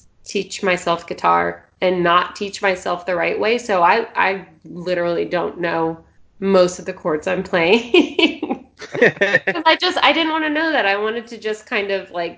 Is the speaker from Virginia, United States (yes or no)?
yes; Richmond, Virginia, United States; moved away; I'm from Richmond